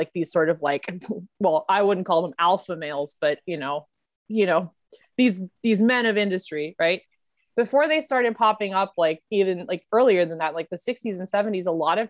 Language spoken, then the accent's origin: English; India; I'm Indian, so there's obviously some like, you know, there's Asian American immigrants